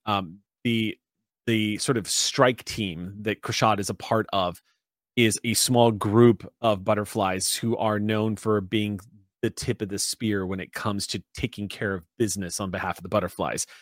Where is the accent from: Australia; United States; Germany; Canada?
United States; San Antonio, Texas; moved away; I miss my hometown so much